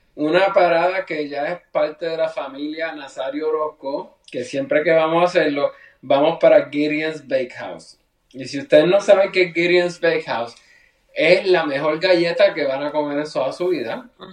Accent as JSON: {"language": "Spanish", "country": "Puerto Rico", "said": "Yo soy de Puerto Rico."}